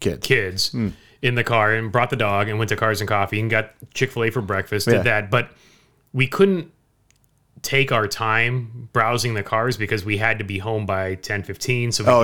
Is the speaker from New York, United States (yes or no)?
no; California, United States; So growing up in Orange County where I lived, spring break was either the week before Easter or the week after Easter.